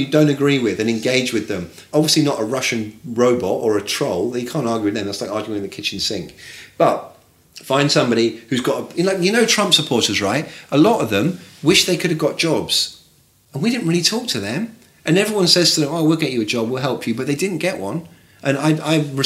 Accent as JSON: {"language": "English", "town": "Bournemouth", "region": "South West England", "country": "United Kingdom", "moved": "as an adult", "lives_now": "New York, United States", "said": "I'm from Bournemouth."}